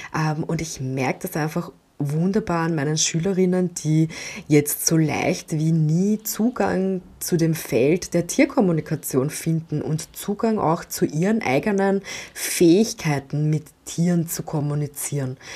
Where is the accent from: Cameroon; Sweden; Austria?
Austria; Bei uns in Österreich